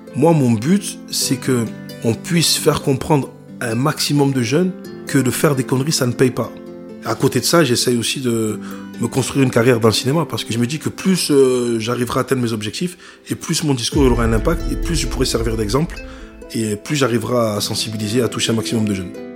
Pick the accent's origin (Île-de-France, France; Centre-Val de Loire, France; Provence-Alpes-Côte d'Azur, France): Provence-Alpes-Côte d'Azur, France; Vitrolles; rentrer chez moi à Marseille, à Vitrolles